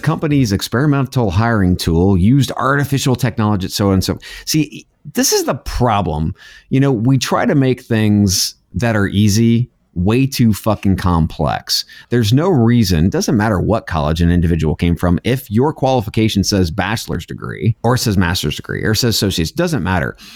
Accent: United States; I'm an American

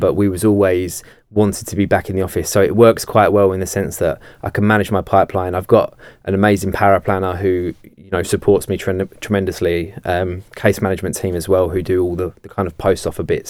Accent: Kent, South East England, United Kingdom; I'm from Kent

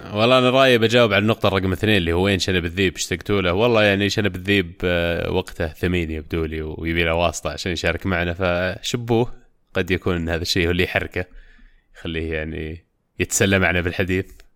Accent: Saudi Arabia

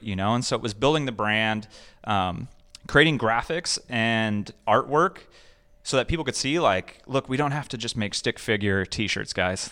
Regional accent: Escondido, California, United States; I grew up in Escondido, um, and so I was a desert kid

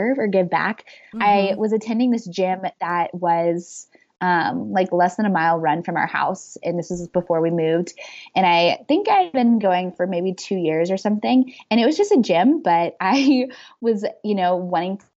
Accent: Midwest, United States; moved away; I grew up in the Midwest

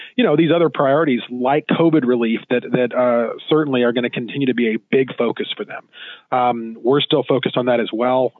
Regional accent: Southwest, United States; I'm from the Southwest

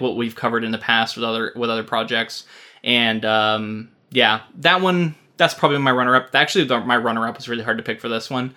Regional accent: Florida, United States; now in Oregon, United States; We're both from Florida.

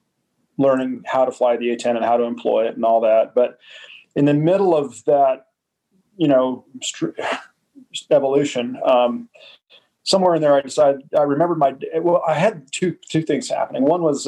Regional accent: United States; The truth is I'm an American patriot and always loved, you know, the idea of our military.

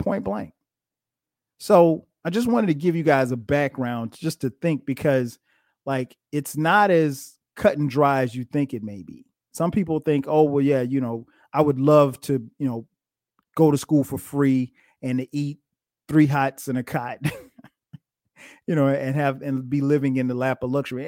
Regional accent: Florence, South Carolina, United States; going back home to my hometown of Florence, South Carolina

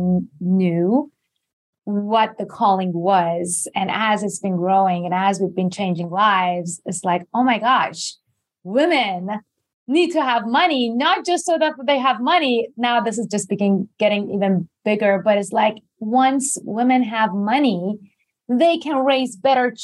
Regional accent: Iran; English is a second language; moved away as an adult; also born or lived in Japan / New York; I born and raised in Iran. I was there until I was 18, went to Japan.

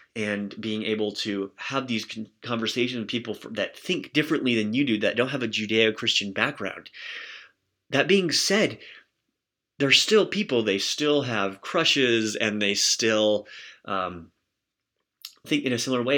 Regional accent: United States; I'm an American

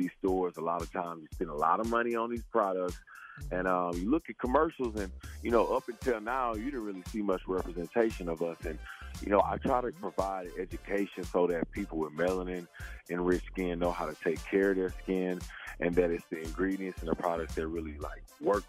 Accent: Beaumont, Texas, United States; I'm from Beaumont, Texas, small town. And I grew up near Louisiana, grew up near Houston.

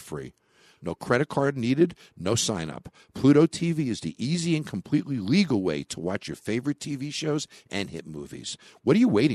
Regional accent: New York, United States; my home state

